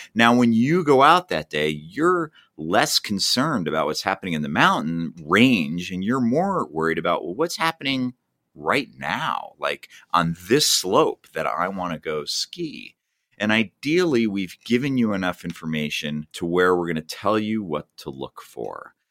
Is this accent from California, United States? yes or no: no; New Jersey, United States; moved away as an adult; I grew up in New Jersey